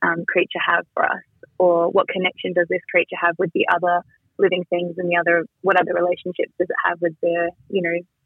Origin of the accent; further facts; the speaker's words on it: Gundungurra country, New South Wales, Australia; being a kid growing up on Gunungurra country